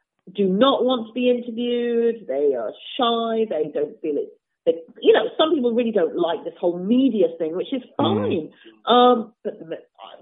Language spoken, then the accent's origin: English; Nottingham, East Midlands, United Kingdom; moved away; also born or lived in New York City; I come from Nottingham. I had a really lovely piano teacher, a very good piano teacher in Nottingham, but I was not doing the Chopin etudes when I was 12 or 13